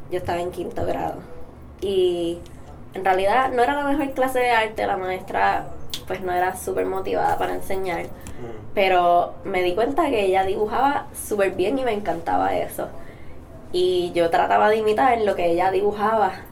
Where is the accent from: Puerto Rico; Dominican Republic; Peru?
Puerto Rico; Vega Baja; Vega Baja.